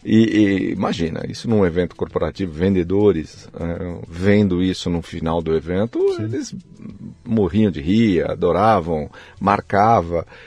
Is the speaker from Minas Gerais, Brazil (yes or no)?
no; São Paulo, Brazil; Eu nasci aqui em São Paulo